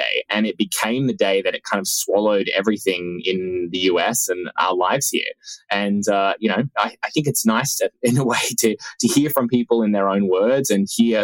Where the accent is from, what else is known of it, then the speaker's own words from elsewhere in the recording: Australia; moved away; my home country of Australia